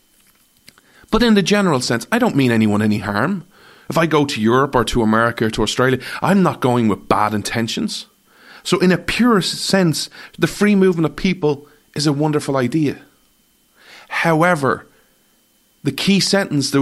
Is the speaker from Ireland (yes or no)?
yes; Ireland; I'm an Irishman, not an American